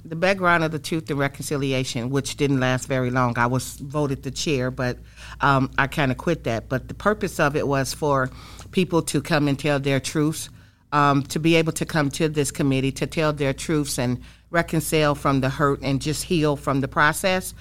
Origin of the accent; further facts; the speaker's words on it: Saginaw, Michigan, United States; moved away as an adult; I grew up in Saginaw, Michigan, born and raised